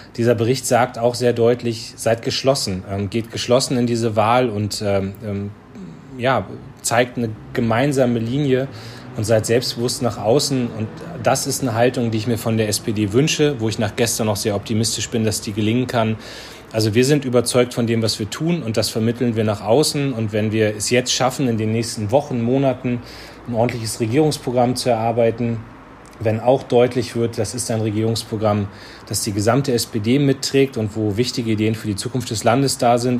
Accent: Lüneburg Heath, Lower Saxony, Germany; ich komme ja selbst aus der Lüneburger Heide.

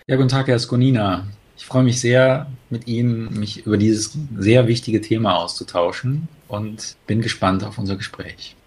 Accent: Cologne, North Rhine-Westphalia, Germany; in Köln schaut, ähm, meine Heimatstadt

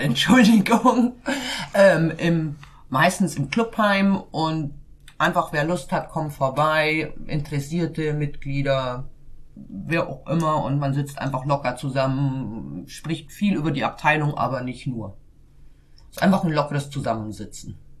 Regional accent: Bavaria, Germany; now in Hamburg, Germany; Ich bin gebürtig in Bayern

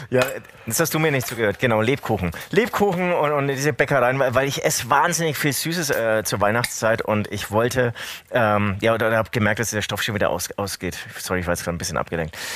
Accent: Bavaria, Germany; accent: Franconian; Gibt es das auch irgendwie so hier in Franken? Ich spreche zwar Fränkisch.

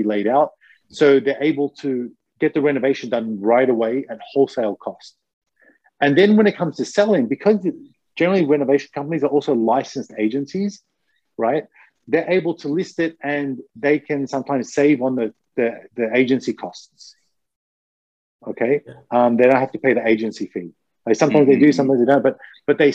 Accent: Australia; now in Japan; I'm Australian

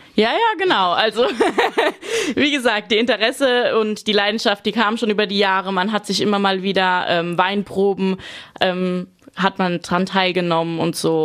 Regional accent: Rhineland-Palatinate, Germany; als ich klein war, ein paar Rebzeilen bei uns im Garten vom Opa und vom Uropa

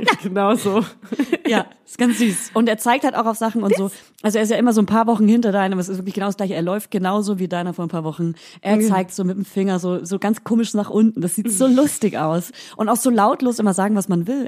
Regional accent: Hof region, Franconia, Bavaria, Germany; accent: Franconian; moved away; ich komme ja aus der Region Hof, aus einem ganz kleinen Bauerndorf

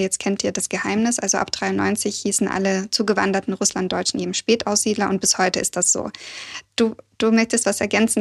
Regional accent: Odenwald, Hesse, Germany; also born or lived in Kazakhstan (born in the capital); als wir dann 92 nach Süddeutschland gekommen sind, ich bin im Odenwald aufgewachsen

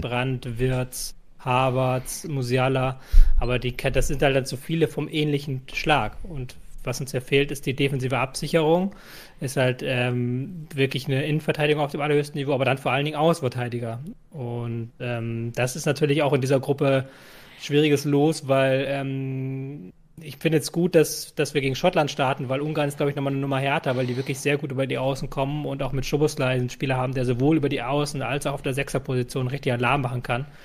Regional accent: Germany; als Deutscher

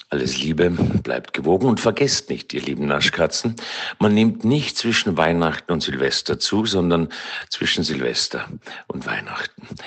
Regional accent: Austria; bei uns in Österreich

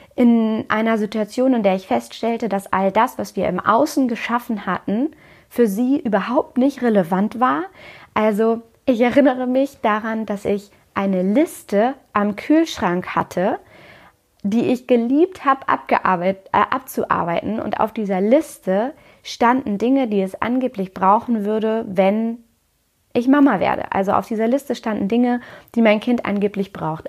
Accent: Hamburg, Germany; moved away as an adult; den Umzug zurück in meine Heimatstadt Hamburg

